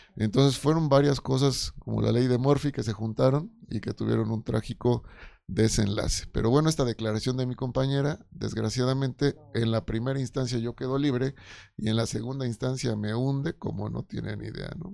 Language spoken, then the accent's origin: Spanish; Oaxaca, Mexico; yo soy de Oaxaca